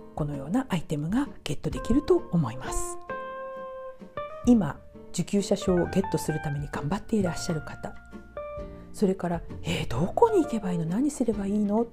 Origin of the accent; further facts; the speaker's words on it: Japan; もう私日本人なのに日本語わからないわ